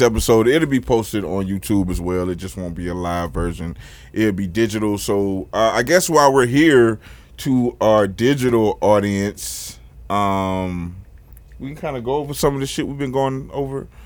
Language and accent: English; Florida, United States; as a Floridian